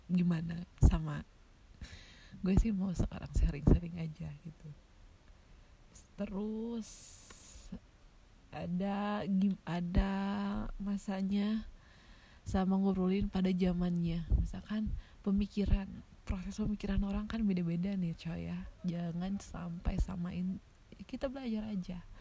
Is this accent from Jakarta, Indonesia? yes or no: no; Tasikmalaya, West Java, Indonesia; btw gue kan dari Tasik ya Tasik itu termasuk kota-kota kecil ya banyak sekali sekarang tempat ngopi di Tasik ya